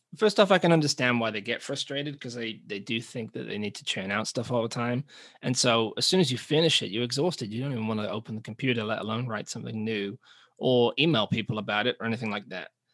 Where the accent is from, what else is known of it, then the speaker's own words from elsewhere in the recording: England, United Kingdom; moved away as an adult; now in New Zealand; we're from England, but we're living in New Zealand